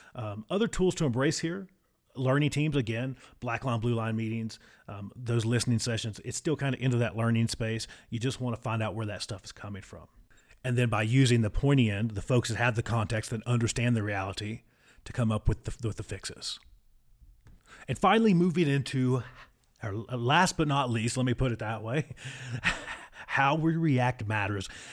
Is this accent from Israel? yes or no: no; United States; accent: hillbilly; my wonderful hillbilly accent.